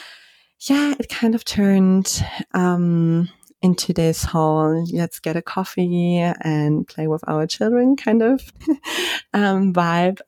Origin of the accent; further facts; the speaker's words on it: Germany; moved away as an adult; also born or lived in Spain; when I grew up in Germany